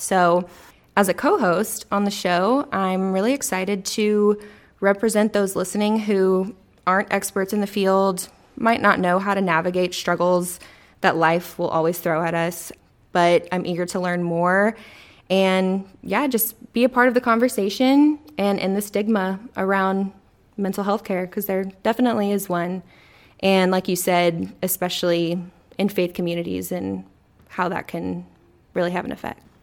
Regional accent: Corpus Christi, Texas, United States; I grew up in Corpus Christi, Texas

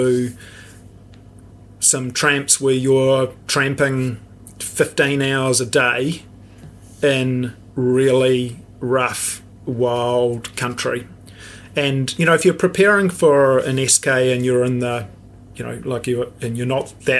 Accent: New Zealand; we are so spoiled, you know, to have this amazing country

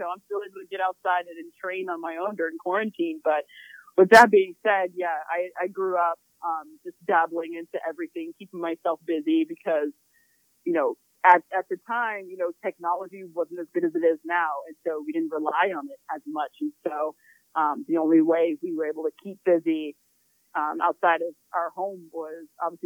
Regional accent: Glendale, Arizona, United States; I grew up in the blazing heat of Glendale, Arizona.

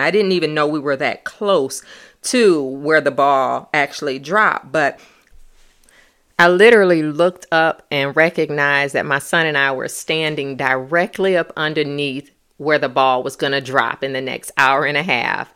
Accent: Michigan, United States; we were from Michigan.

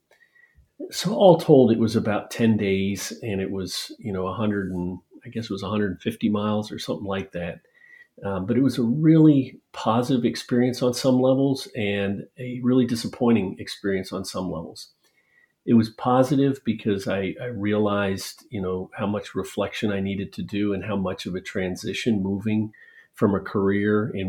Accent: Philadelphia, Pennsylvania, United States; I grew up in the Philadelphia area

